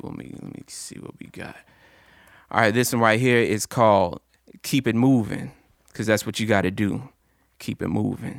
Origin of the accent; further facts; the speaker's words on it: Chattanooga, Tennessee, United States; I'm Chattanooga, born and raised, 423 all day, scenic city.